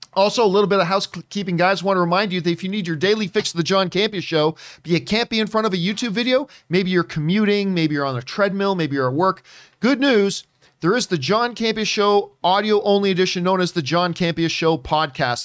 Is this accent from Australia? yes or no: no; Canada; moved away as an adult; as a Canadian